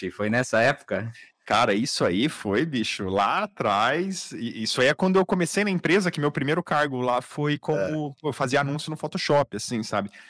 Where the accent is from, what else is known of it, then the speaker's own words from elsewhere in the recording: Campinas, São Paulo, Brazil; Eu sou de Campinas, assim como vocês.